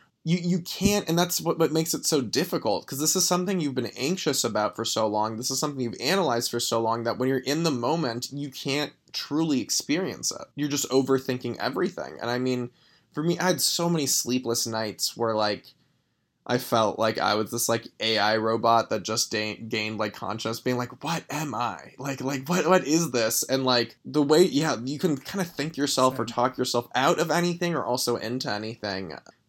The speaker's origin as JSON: {"language": "English", "town": "Los Angeles", "region": "California", "country": "United States", "tie": "born or raised there", "said": "Grew up in Los Angeles."}